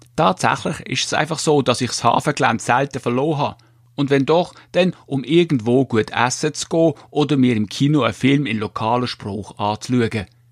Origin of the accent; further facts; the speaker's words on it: Switzerland; bei uns in der Schweiz